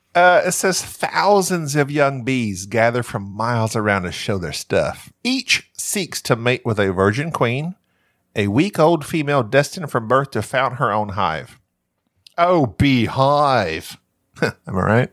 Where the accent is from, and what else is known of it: Southern United States, United States; accent: Southern